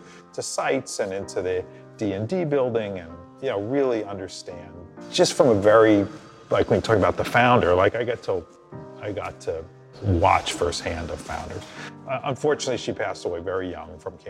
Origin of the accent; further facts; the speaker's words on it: Long Island, New York, United States; I grew up on Long Island.